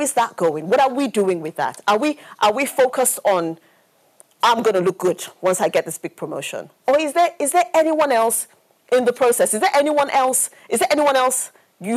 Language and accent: English; Nigeria; I grew up in Nigeria